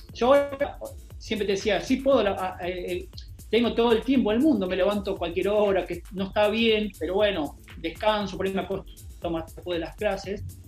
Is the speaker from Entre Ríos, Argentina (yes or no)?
yes; Entre Ríos, Argentina; moved away as an adult; also born or lived in Spain; yo soy de Entre Ríos, y Entre Ríos en, algunas partes de mi pueblo